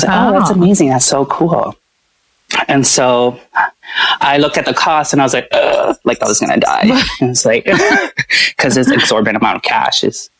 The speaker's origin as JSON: {"language": "English", "area": "Oahu", "region": "Hawaii", "country": "United States", "tie": "born or raised there", "also_born_or_lived": "Chicago", "moved": "as an adult", "said": "growing up in Hawaii, on Oahu"}